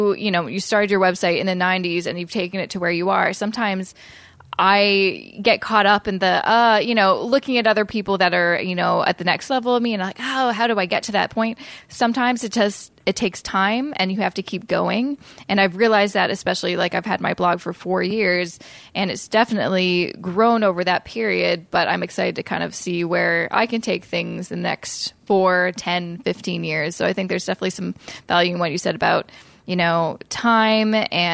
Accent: Vancouver, British Columbia, Canada; now in Toronto, Canada; I'm originally from Vancouver

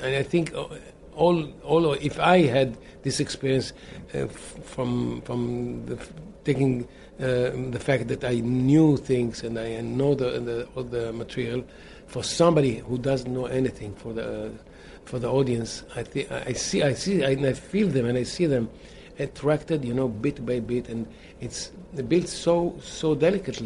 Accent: Israel; we are from Israel, remote Israel

